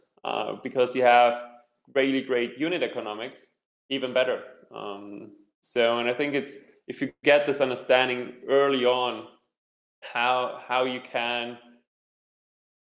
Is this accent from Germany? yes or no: yes; Germany; also born or lived in Hong Kong / Cape Town, South Africa / Zurich, Switzerland; now in Vienna, Austria; I'm originally from Germany, having lived in Hong Kong, Cape Town, and also in Zurich